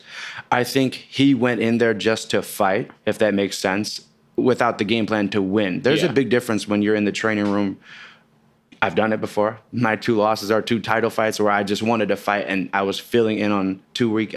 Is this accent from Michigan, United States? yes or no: no; Chicago, Illinois, United States; I'm from Chicago